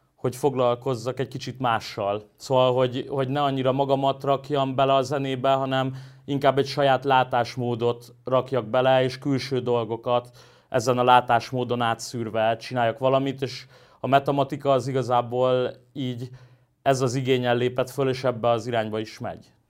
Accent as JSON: {"language": "Hungarian", "region": "Budapest", "country": "Hungary", "tie": "born or raised there", "said": "én Óbudán nőttem föl"}